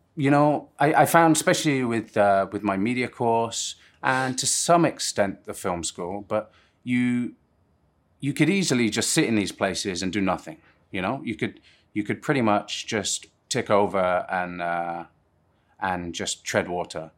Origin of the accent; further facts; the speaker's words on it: Plymouth, South West England, United Kingdom; moved away; also born or lived in Surrey / Guildford; Plymouth is where I mostly grew up, uh, but obviously I'm, I'm from Surrey